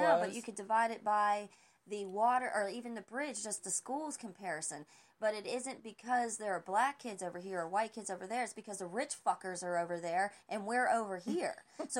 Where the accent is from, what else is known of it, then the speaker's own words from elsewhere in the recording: Oregon Avenue, West Virginia, United States; I grew up on Oregon Avenue.